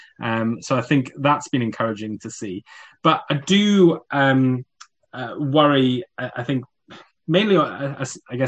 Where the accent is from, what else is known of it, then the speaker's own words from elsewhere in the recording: South Wales, United Kingdom; moved away; also born or lived in Coventry; when we moved from South Wales to Coventry, where I attended as a teenager